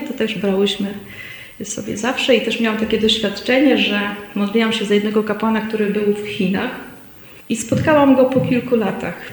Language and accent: Polish; Szczecin, West Pomeranian Voivodeship, Poland; moved away; pochodzę z, ze Szczecina